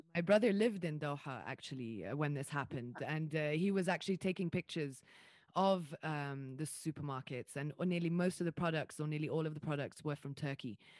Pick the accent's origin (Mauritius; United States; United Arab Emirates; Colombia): United Arab Emirates; Dubai; also born or lived in Riyadh / Jeddah; I was born and raised in Dubai.